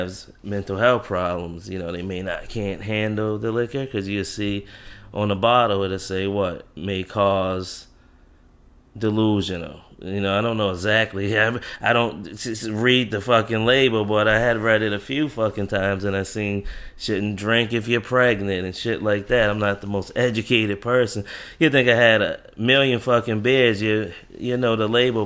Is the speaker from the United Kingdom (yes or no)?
no; Jamaica; accent: Jamaican; that's my Jamaican kicks in. I don't pronounce anything right